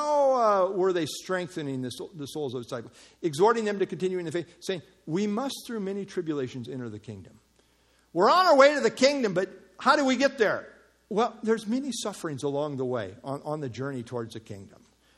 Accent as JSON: {"language": "English", "country": "United States", "said": "as American Christians"}